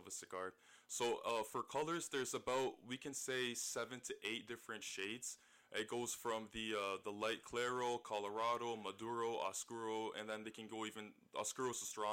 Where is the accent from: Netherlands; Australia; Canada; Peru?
Canada; St. Catharines, Ontario; also born or lived in Scarborough, Toronto; I moved down to St. Catharines shortly afterwards, and this is kind of where I remember most of my youth.